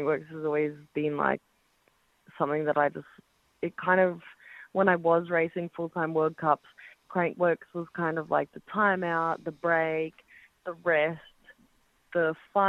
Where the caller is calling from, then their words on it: Cairns, Queensland, Australia; Cairns, Australia.